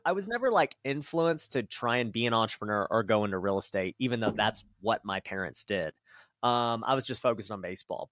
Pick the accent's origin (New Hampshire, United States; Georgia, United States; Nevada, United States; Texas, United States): Nevada, United States; Las Vegas; I grew up right here in Vegas, so born and raised one of the few